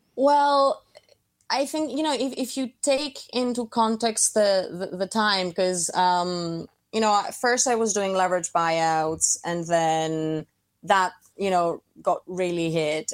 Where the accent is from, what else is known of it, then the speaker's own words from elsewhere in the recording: Athens, Attica, Greece; moved away as an adult; also born or lived in Saint Petersburg, Russia / Milan, Italy; I was born in Saint Petersburg, but we very quickly moved to Athens, which is, um, where I grew up.